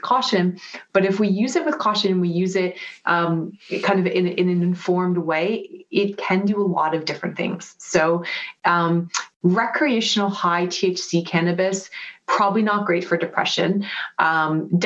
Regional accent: Vancouver, British Columbia, Canada; moved away; I'm from Vancouver

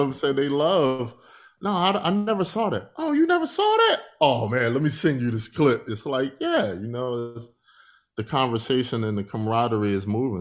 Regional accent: Philadelphia, Pennsylvania, United States; I'm from Philadelphia, Pennsylvania. I grew up there.

